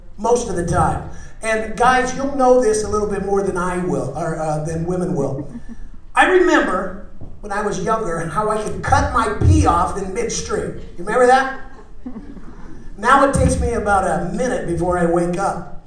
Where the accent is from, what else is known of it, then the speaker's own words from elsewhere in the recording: Phoenix, Arizona, United States; I am from Phoenix, Arizona.